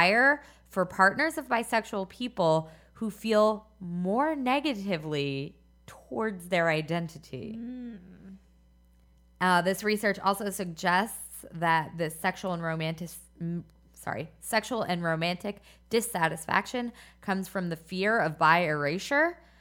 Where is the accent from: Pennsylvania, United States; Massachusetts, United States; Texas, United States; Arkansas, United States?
Pennsylvania, United States; Philadelphia; Philadelphia is where I spent most of my youth